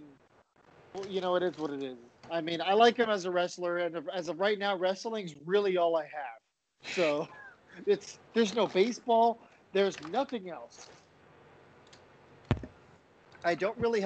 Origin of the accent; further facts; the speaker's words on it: San Diego, California, United States; Growing up in San Diego